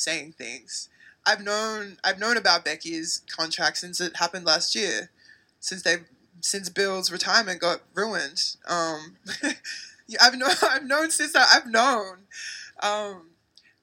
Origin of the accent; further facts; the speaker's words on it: Australia; moved away as an adult; now in United States; I actually own a business back home in Australia